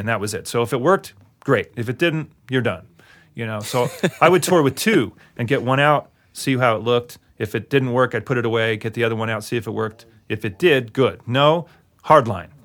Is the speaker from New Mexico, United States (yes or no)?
yes; Albuquerque, New Mexico, United States; moved away as an adult; I'm from Albuquerque